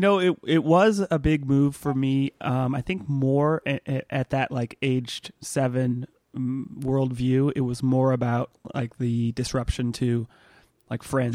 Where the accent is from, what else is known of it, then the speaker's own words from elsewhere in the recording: Southern California, United States; I actually moved when I was a kid about the same age you were, seven, between seven and eight, uh, from Northern California to sort of ci-, not central, but, uh, you know, further down south in California